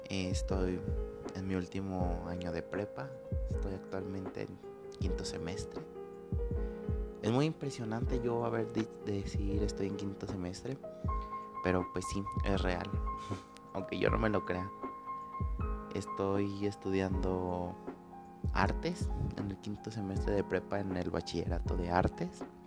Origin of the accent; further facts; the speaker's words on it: Guanajuato, Mexico; soy de México, especialmente de Guanajuato